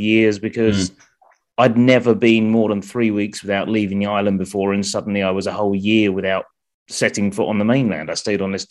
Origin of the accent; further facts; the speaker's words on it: Essex, East of England, United Kingdom; moved away as an adult; now in Isle of Wight, United Kingdom; I grew up in Essex